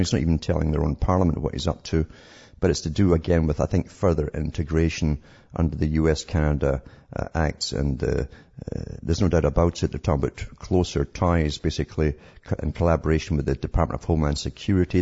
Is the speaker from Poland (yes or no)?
no; United Kingdom; moved away; I was growing up in Britain